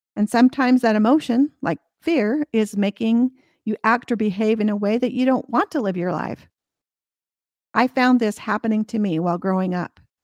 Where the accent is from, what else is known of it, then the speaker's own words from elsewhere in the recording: United States; the state where I was born and raised, which was already a top fifty market.